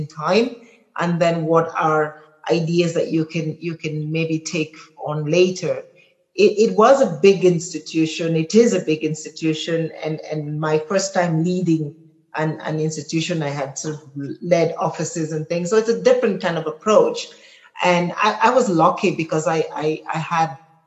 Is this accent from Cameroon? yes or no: yes; Cameroon; moved away; also born or lived in Kenya; I come from Cameroon, and I was fortunate enough to have parents who made me sort of travel the breadth of my country, so I know every part of it